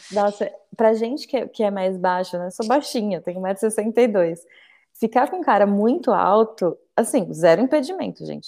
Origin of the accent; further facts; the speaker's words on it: Bauru, São Paulo, Brazil; cresci em Bauru